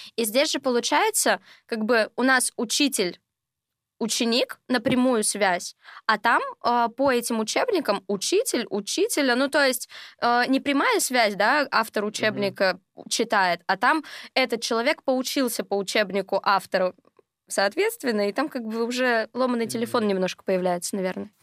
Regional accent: Sverdlovsk Oblast, Russia; moved away as an adult; now in Moscow, Russia; Сама я из региона, то есть я не москвичка, сама я из Свердловской области

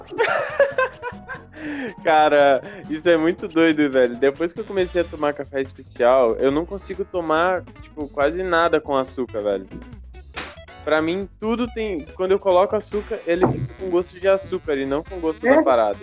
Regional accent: Barra do Piraí, Rio de Janeiro, Brazil; now in Curitiba, Brazil; eu sou de Barra do Piraí

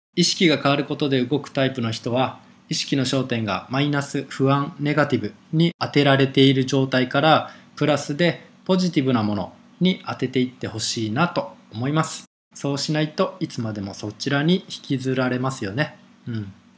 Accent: Japan; 日本の生活生まれ育って

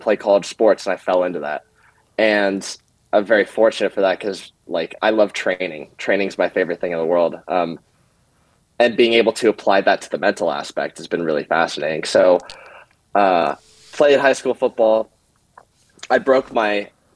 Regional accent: Bainbridge Island, Washington, United States; I grew up in Washington, Bainbridge Islands

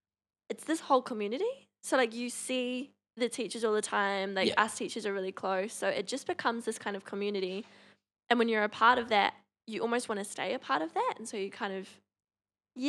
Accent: Palmerston North, Manawatū-Whanganui, New Zealand; moved away; I grew up in Palmy.

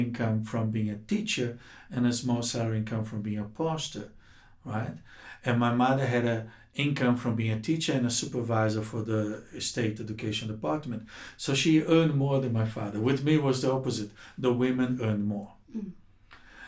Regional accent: Rio de Janeiro, Brazil; moved away as an adult; also born or lived in Cape Town, South Africa; now in South Africa; I'm from Rio de Janeiro, Brazil

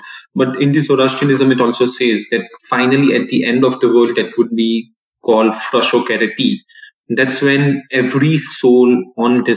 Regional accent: Mumbai, Maharashtra, India; moved away as an adult; also born or lived in Texas, United States; I had been to the boarding school since I was 7 years old

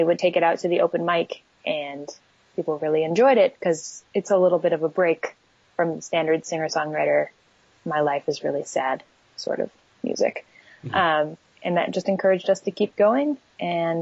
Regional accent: East Coast, United States; moved away as an adult; now in Portland, United States; We're from the East Coast, but I moved to Portland, Oregon

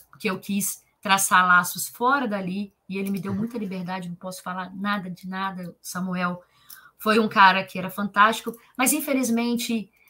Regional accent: Leopoldina, Minas Gerais, Brazil; eu sou de Leopoldina, cidade pequena, pessoa tem pouco conhecimento, olha onde eu vim parar.

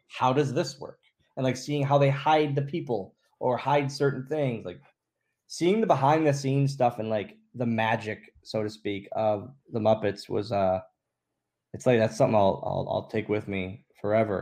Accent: Oshkosh, Wisconsin, United States; moved away; we're just two small town guys. Like that's that's what we are. We're from Oshkosh, Wisconsin.

